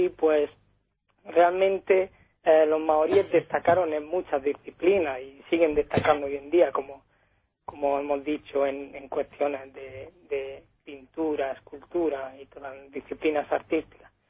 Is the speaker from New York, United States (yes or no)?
no; Oakland, California, United States; born there; yo nací en Oakland simplemente porque, bueno, mis padres estuvieron casi, bueno, más de 10 años trabajando allí